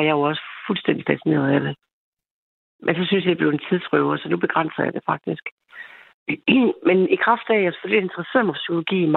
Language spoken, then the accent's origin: Danish; East Jutland, Central Denmark Region, Denmark; Og så er jeg hende fra Østjylland.